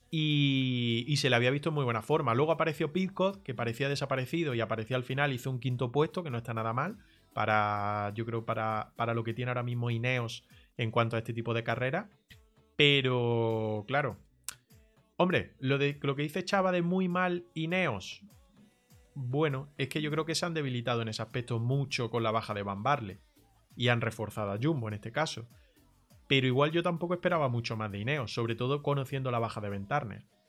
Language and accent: Spanish; Granada, Andalusia, Spain; Nosotros somos de Granada, la mayoría